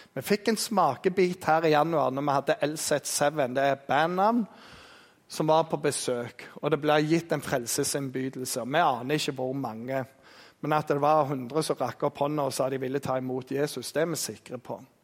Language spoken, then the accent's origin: Norwegian; Jæren, Rogaland, Norway; Vi er jærbønder